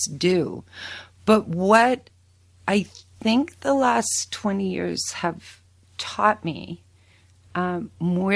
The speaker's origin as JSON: {"language": "English", "area": "Prince Edward County", "region": "Ontario", "country": "Canada", "tie": "born or raised there", "also_born_or_lived": "Paris, France / New York / Michigan / Guelph", "moved": "yes", "said": "I decided to move back to the farm and give my children a chance to experience the same kinds of things that I had experienced growing up"}